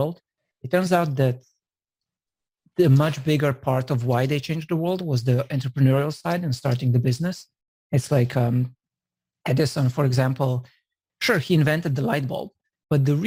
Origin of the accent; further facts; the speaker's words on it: Slovenia; now in San Francisco, United States; I'm originally from Slovenia